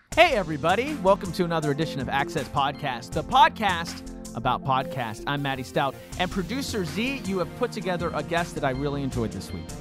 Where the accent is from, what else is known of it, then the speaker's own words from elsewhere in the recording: East Coast, United States; growing up on the East Coast